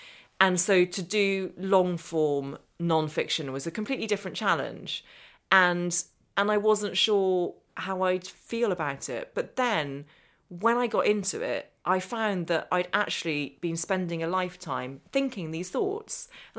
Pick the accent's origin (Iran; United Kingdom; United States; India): United Kingdom; Northern Ireland; accent: English; But I speak with an English accent. I was born over here and I grew up in Northern Ireland, and my accent always really marked me out.